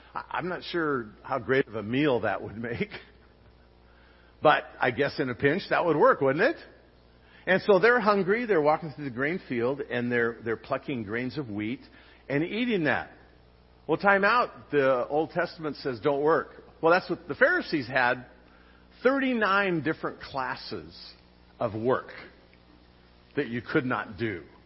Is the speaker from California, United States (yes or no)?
yes; Long Beach, California, United States; I grew up in Long Beach, near the intersection of Lakewood and Stearns